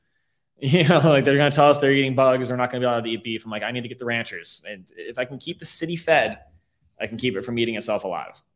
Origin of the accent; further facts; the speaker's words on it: Riverview, Florida, United States; also born or lived in Tampa, Florida; I'm born and raised mm. um, in the Riverview area. Um, I moved into Tampa during high school